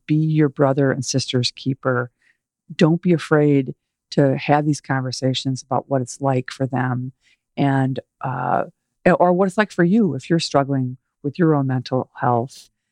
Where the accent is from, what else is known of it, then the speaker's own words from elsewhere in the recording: Chicago, Illinois, United States; We grew up in the Chicago area